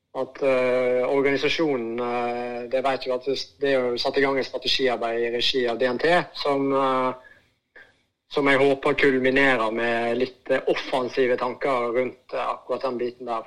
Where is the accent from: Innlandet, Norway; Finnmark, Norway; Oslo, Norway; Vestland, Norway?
Vestland, Norway; Voss; also born or lived in Bergen; fra den tida jeg vokste opp og jeg er jo fra Vårstø